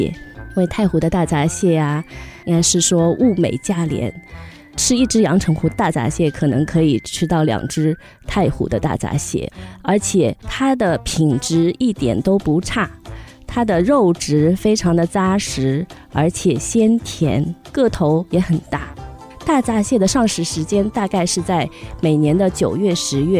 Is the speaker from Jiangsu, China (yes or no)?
yes; Suzhou, Jiangsu, China; 来自风景秀丽的江南水乡苏州。